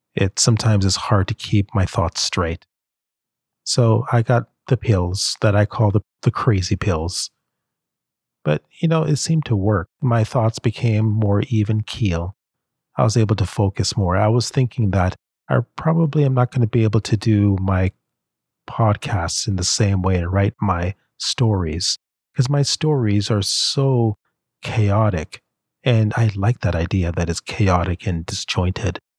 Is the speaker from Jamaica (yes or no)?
yes; Jamaica; I'm from Jamaica